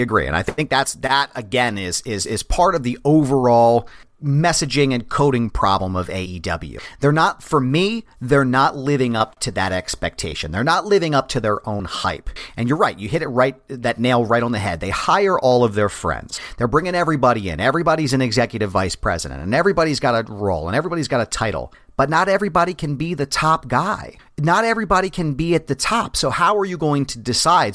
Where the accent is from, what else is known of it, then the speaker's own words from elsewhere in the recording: Philadelphia, Pennsylvania, United States; I grew up in Philly